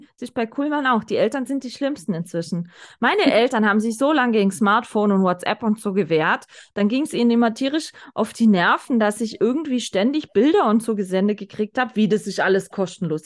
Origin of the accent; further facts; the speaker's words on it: the South, Southern Germany, Germany; Bei uns im Süden